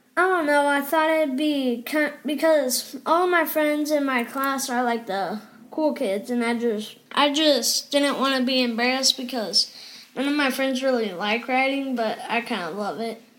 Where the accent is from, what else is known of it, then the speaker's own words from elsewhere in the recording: Odessa, Texas, United States; also born or lived in Colorado; I was born in Colorado and then I don't know where I went. I think I went straight to Odessa.